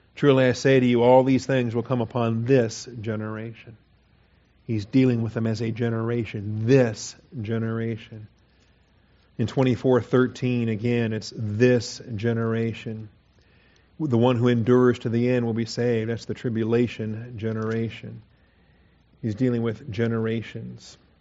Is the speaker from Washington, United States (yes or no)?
yes; Washington, United States; I grew up in Washington